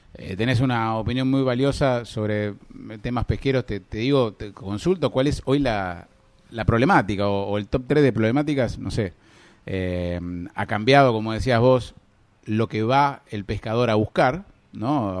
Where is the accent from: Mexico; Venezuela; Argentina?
Argentina; Necochea, Buenos Aires Province; tenemos en Necochea una ciudad pesquera por naturaleza